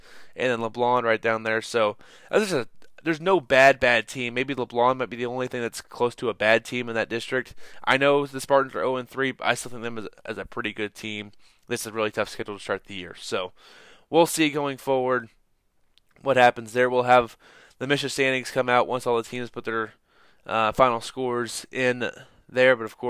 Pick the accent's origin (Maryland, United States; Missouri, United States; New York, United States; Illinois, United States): Missouri, United States; Graham; Next week, I will be in Graham, my hometown